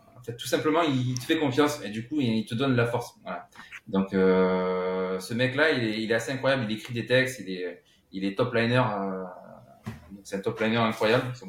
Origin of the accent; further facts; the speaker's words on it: La Grand-Combe, Occitania, France; moved away as an adult; now in Paris, France; j'ai grandi dans les Cévennes. tu sais bien où, d'où l'on vient, mais donc euh, c'était à la Grand Combe